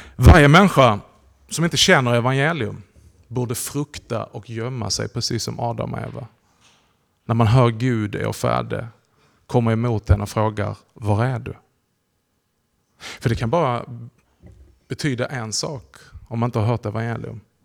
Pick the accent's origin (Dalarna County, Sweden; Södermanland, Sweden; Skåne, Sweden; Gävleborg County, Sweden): Skåne, Sweden; Hörby; moved away as an adult; also born or lived in Höör; now in Malmö, Sweden; jag är uppväxt här i krokarna. Jag är född i Hörby. Har levt stora delar av mitt liv i Hör